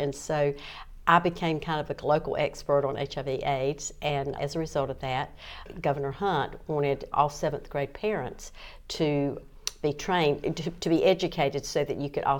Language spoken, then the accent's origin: English; Clayton, North Carolina, United States; also born or lived in Southport, North Carolina / Bolivia, North Carolina; after they got married and I was born, that was a long time because they'd been married almost 9 years before I was born. But my mother just wanted to come back to home, which was Clayton.